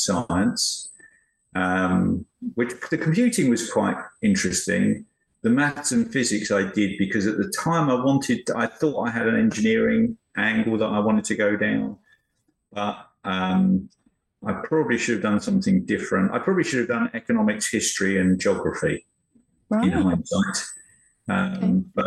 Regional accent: Chelmsford, East of England, United Kingdom; moved away as an adult; now in United States; I grew up in Chelmsford in Essex

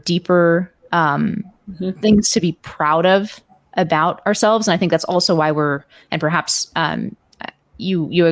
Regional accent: Palo Alto, California, United States; in my hometown of Palo Alto

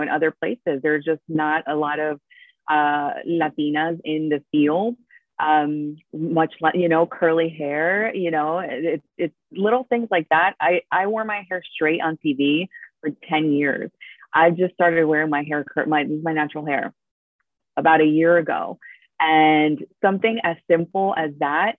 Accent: New Jersey, United States; first language Spanish; English is a second language; also born or lived in Argentina; I was born in Argentina. I moved here very young. I was 5 or 6. And then, I grew up in North Jersey

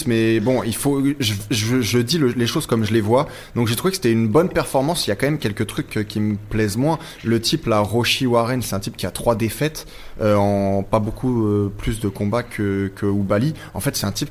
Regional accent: France; c'est pas parce que je suis français que je dois dire qu'il est exceptionnel.

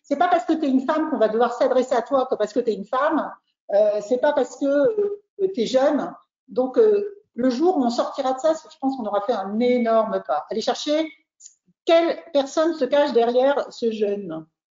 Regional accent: France; On est trois Français là, Pablo, Roland et moi

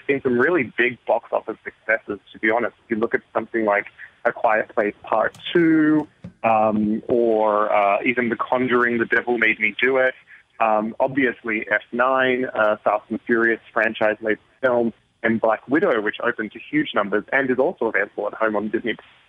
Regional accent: Australia; I'm originally Australian.

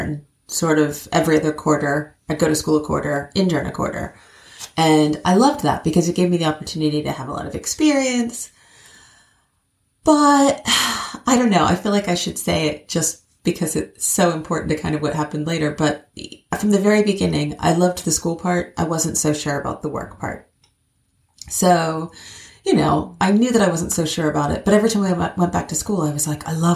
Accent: Cincinnati, Ohio, United States; moved away as an adult; also born or lived in New York; now in London, United Kingdom; I was born in Cincinnati, Ohio

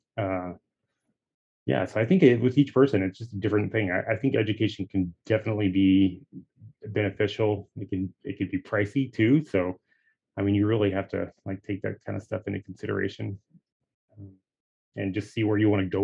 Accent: Texas, United States; now in Oregon, United States; I'm originally from Texas. I live in Oregon right now.

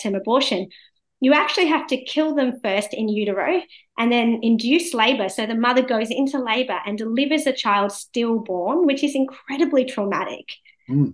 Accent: India; now in Australia; the country, you know, that I'm from, India

